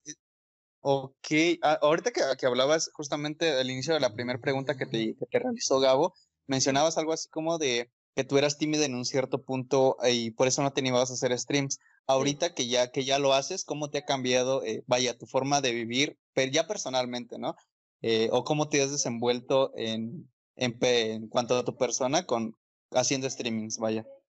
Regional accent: Mexico; accent: Mexican; como mexicanos

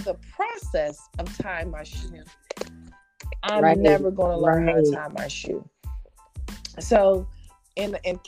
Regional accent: Paterson, New Jersey, United States; I grew up in New Jersey, and Patterson, New Jersey

